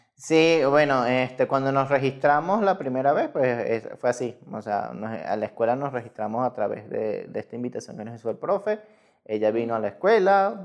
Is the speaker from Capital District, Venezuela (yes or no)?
no; Lara, Venezuela; moved away as an adult; now in Mexico; soy venezolano, este, nací en Venezuela ya hace algunos añitos ya